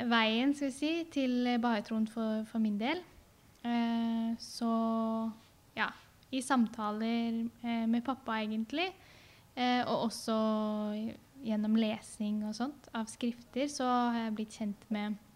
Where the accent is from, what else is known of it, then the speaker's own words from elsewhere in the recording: Vestfold og Telemark, Norway; jeg vokste opp i Telemark Eh, der hvor jeg har bodd sammen med min mor og søsken.